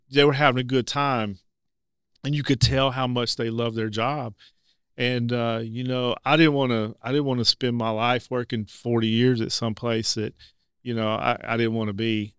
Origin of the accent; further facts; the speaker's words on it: North Little Rock, Arkansas, United States; I'm a, a, former resident of Levy. Grew up in Levy